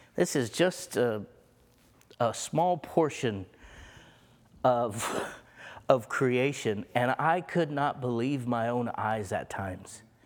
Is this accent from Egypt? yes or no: yes; Egypt; moved away; I was born in Egypt